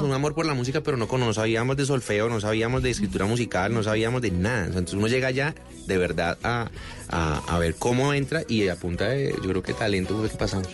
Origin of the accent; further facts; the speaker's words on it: Cartago, Valle del Cauca, Colombia; also born or lived in Cali; Yo soy de Cartago, Pero, pero bueno, pasé mi infancia en Cartago y hice todo mi bachillerato en Cali